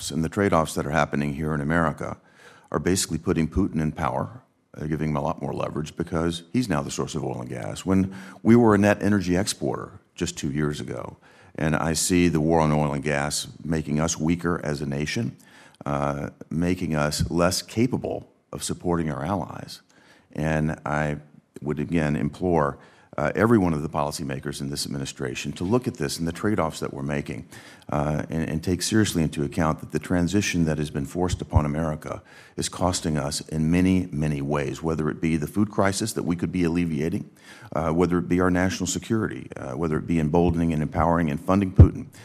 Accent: Tennessee, United States; When I talk with farmers in my home state of Tennessee, they're very clear about what's happening to them there.

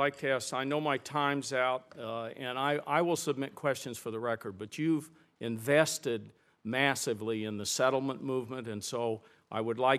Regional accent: New Mexico, United States; my home state of New Mexico

